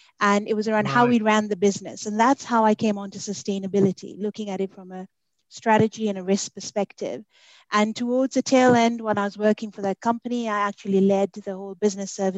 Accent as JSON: {"language": "English", "town": "Mombasa", "region": "Mombasa County", "country": "Kenya", "tie": "born or raised there", "also_born_or_lived": "United Kingdom", "lives_now": "Nairobi, Kenya", "said": "I was born and brought up in Mombasa in Kenya. I left when I was 18 to go and study in the UK."}